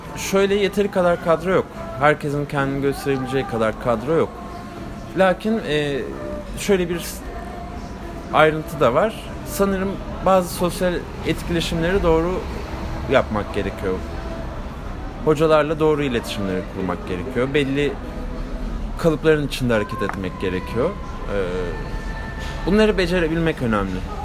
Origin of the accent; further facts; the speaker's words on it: Gebze, Kocaeli, Turkey; also born or lived in Kartal, Istanbul; ben Gebze, Gebzeliyim. Ee, ailem Gebze'de. 91 doğumluyum. Kartal'da doğdum İstanbul'da. Ee, lisemi falan Gebze'de okudum.